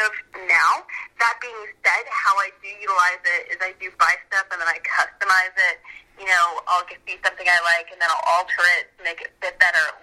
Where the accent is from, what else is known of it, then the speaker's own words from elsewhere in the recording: Owen Sound, Ontario, Canada; now in Los Angeles, United States; I grew up in Owen Sound, Ontario